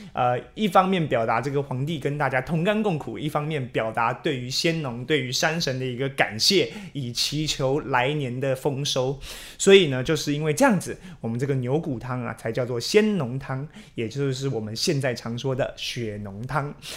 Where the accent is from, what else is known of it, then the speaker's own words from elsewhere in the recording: Taiwan; 我们台湾人